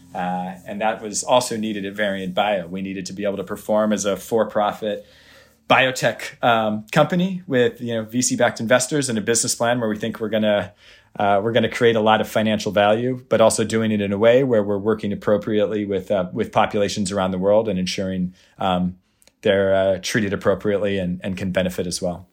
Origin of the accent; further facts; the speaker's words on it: Puyallup, Washington, United States; I grew up, uh, actually around here in the Seattle area. I grew in, up in Puyallup, about, uh, an hour south of here